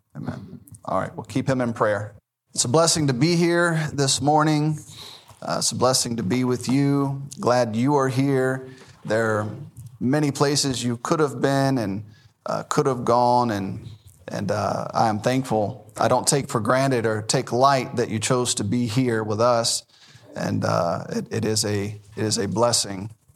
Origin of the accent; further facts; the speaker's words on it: Memphis, Tennessee, United States; I was born in Memphis, Tennessee.